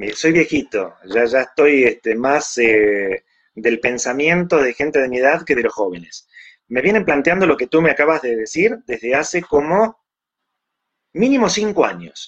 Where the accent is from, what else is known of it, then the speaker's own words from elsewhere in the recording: Argentina; also born or lived in Mexico; soy argentino por nacimiento, pero mexicano por adopción.